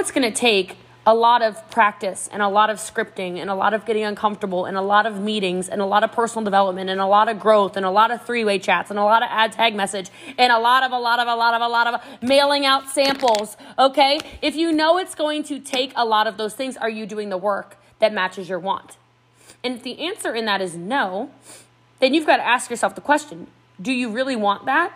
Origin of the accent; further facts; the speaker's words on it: United States; accent: American; my American accent